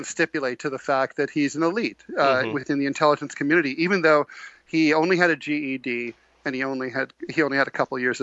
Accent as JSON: {"language": "English", "town": "Dayton", "region": "Ohio", "country": "United States", "tie": "born or raised there", "moved": "yes", "lives_now": "New York, United States", "said": "I grew up in Dayton, Ohio"}